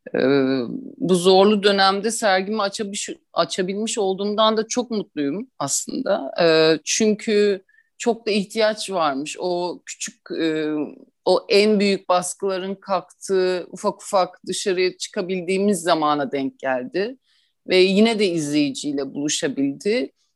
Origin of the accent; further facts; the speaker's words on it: Istanbul, Turkey; ben 1983 yılında İstanbul'da doğdum. Ee, burada doğdum, büyüdüm